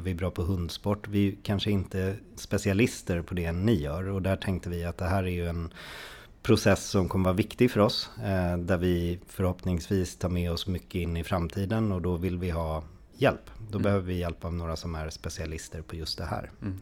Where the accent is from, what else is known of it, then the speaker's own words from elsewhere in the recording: Stockholm, Stockholm County, Sweden; mig då som är en eh, stadsunge från Stockholm